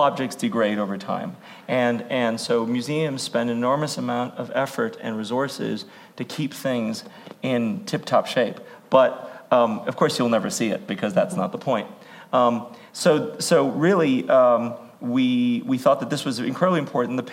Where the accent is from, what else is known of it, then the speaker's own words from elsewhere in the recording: Hawaii, United States; moved away; I'm originally from Hawaii